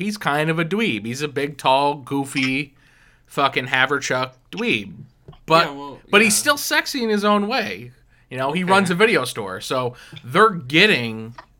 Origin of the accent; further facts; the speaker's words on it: East Coast, United States; growing up on the East Coast